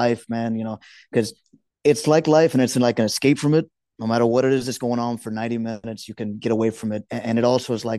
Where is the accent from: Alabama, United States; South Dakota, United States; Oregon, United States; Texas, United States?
Texas, United States; Houston; also born or lived in Juarez; Born and raised in Houston, from South Park. I've lived some time in Juarez.